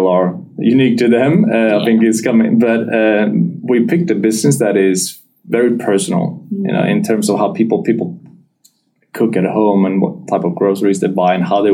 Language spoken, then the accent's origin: English; Gothenburg, Västra Götaland, Sweden; moved away as an adult; now in Perth, Australia; we moved back to my hometown, Gothenburg